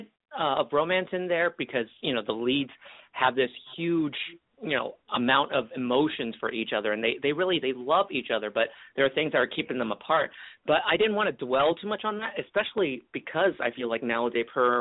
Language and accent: English; Kissimmee, Florida, United States; born or raised there; also born or lived in Hong Kong / California